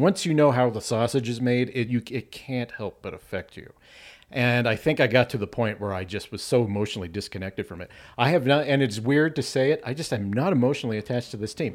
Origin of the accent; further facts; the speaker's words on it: Arvada, Colorado, United States; also born or lived in Thornton, Colorado; I grew up in Arvada.